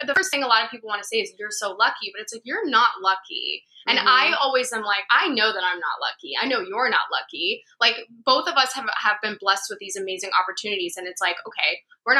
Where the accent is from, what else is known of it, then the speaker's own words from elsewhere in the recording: Florida, United States; moved away as an adult; also born or lived in Long Island, New York; now in New York City, United States; I grew up in Florida